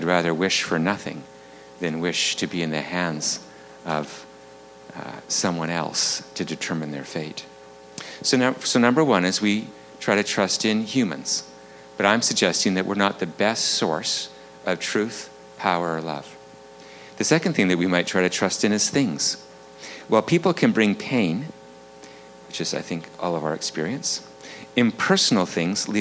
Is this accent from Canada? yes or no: yes; Vancouver, British Columbia, Canada; I'm from Vancouver, up on the North Shore